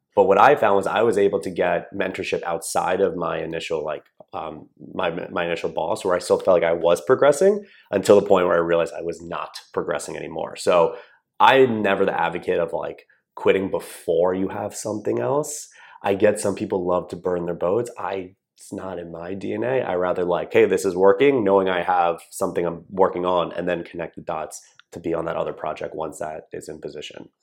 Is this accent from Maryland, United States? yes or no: yes; Columbia, Maryland, United States; I grew up in a town called Columbia, Maryland, which is right in between Baltimore and D C